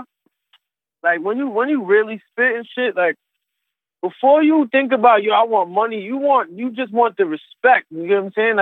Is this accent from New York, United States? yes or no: yes; New York City, New York, United States; I'm from New York City. Queens, Brooklyn, Long Island, like, the whole city, really